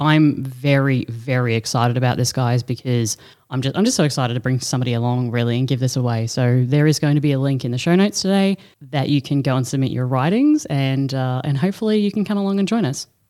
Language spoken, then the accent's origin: English; Brisbane, Queensland, Australia; I'm from Brisbane. You've heard me say it a million times.